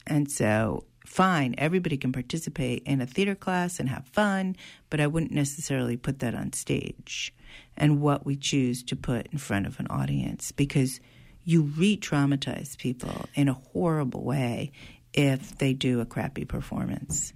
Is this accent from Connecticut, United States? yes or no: yes; New Haven, Connecticut, United States; also born or lived in Sunnyside, Queens, New York; now in New York, United States; I was born in New Haven. I live in Sunnyside, Queens